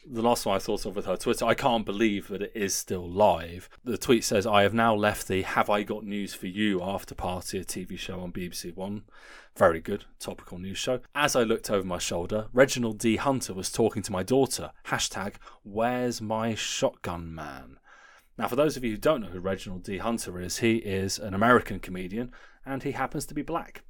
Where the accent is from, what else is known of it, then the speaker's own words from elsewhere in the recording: Guildford, South East England, United Kingdom; my hometown